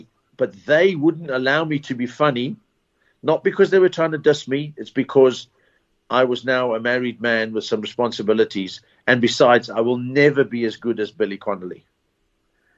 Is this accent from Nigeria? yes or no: no; Zimbabwe; moved away; also born or lived in Port Elizabeth, South Africa; I was born in Zimbabwe